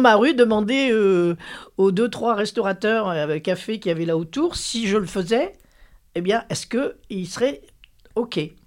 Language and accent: French; Lille, Hauts-de-France, France; j'ai grandi à Lille